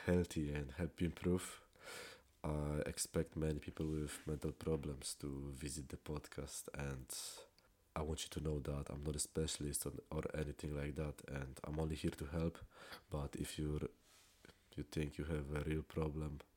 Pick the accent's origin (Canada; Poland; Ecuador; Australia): Poland; English is a second language; I'm a 16 years old teenager from Poland.